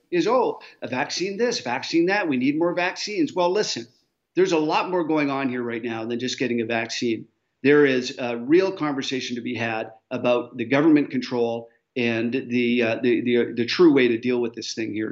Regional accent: Canada; I as a Canadian

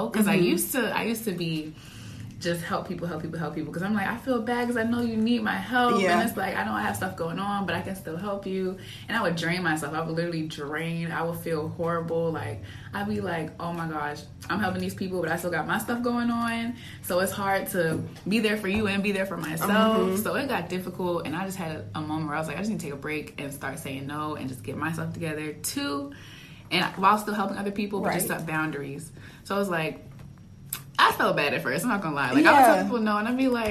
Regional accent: Baltimore, Maryland, United States; I'm from Maryland, Baltimore, Maryland

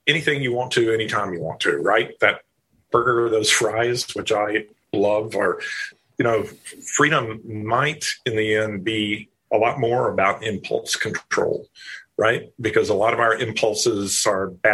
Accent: the South, United States; the religious culture that I grew up in the South, in a very conservative place

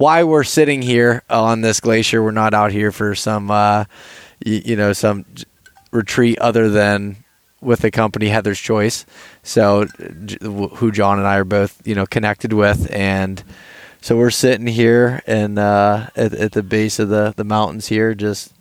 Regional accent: Pennsylvania, United States; coming from the lower 48 and Pennsylvania specifically

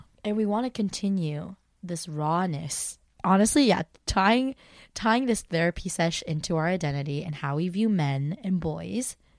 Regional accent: United States; I just always felt like being Korean American.

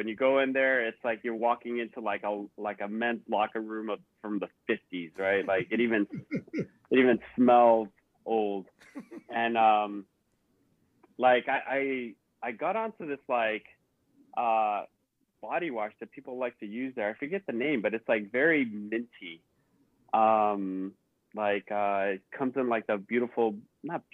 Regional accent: Bay Area, California, United States; growing up in the Bay Area

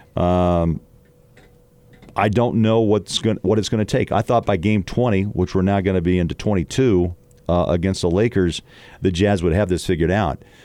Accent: Midwest, United States; moved away; I'm from the Midwest, but I've worked in the West for most of my career

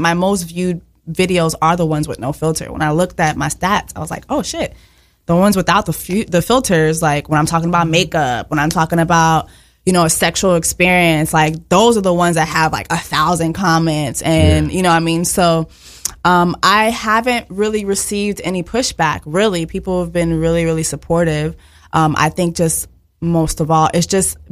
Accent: Miami, Florida, United States; English is a second language; moved away as an adult; also born or lived in Montreal, Canada; now in New York, United States; I was born in Montreal, Canada, but I was raised in Miami

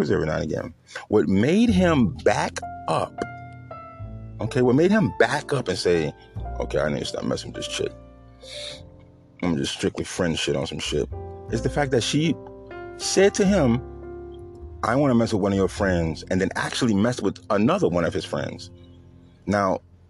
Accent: New Orleans, Louisiana, United States; I'm from the South, I'm from New Orleans

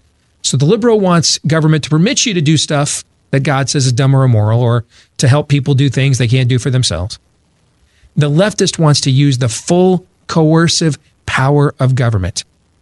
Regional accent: Michigan, United States; I grew up in Michigan.

